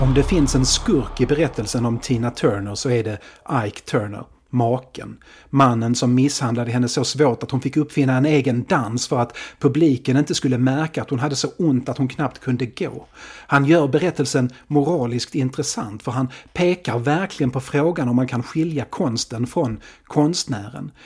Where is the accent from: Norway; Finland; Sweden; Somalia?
Sweden